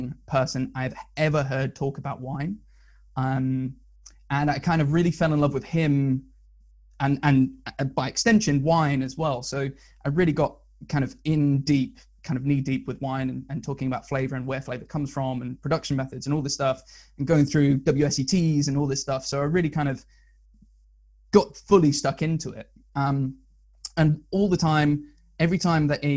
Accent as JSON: {"language": "English", "town": "Northampton", "region": "East Midlands", "country": "United Kingdom", "also_born_or_lived": "Surrey", "moved": "as an adult", "said": "I'm from Northampton, which is kind of middle of the country, not much going on."}